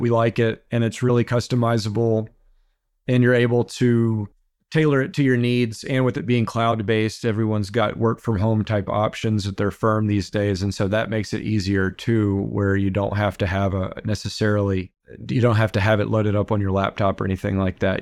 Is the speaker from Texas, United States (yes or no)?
yes; Beaumont, Texas, United States; also born or lived in Houston, Texas; I grew up in Beaumont, Texas.